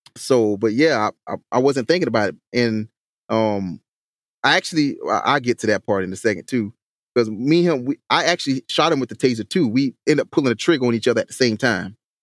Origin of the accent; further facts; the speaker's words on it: Hampton, South Carolina, United States; the city of Hampton, my hometown